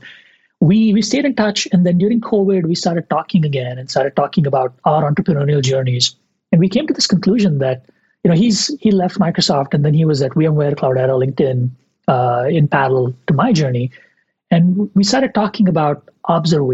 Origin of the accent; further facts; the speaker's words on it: India; moved away as an adult; I grew up in India in the 90s, 80s and 90s